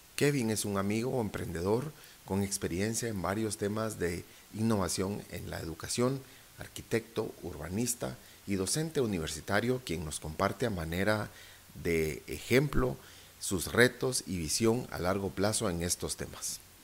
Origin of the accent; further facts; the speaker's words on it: Guatemala; saliendo adelante como lo hemos hecho como guatemaltecos